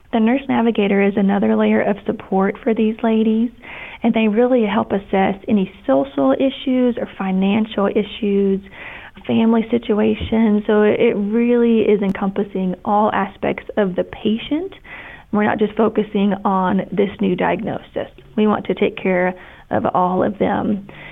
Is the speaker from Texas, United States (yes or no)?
no; Kentucky, United States; moved away as an adult; also born or lived in Ohio / Tampa, Florida; I'm from Kentucky originally.